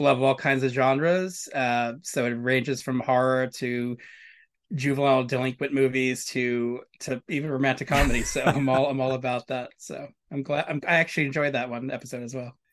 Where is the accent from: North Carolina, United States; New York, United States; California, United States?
New York, United States; New York City; I grew up in New York City. I was, I was pretty much raised in Hell's Kitchen and Benson Hurst, Brooklyn